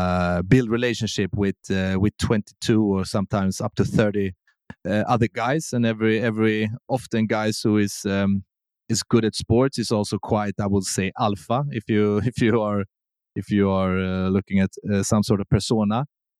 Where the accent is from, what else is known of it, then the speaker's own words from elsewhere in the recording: Sweden; English is a second language; But I will say Sweden is a really good country to grow up in.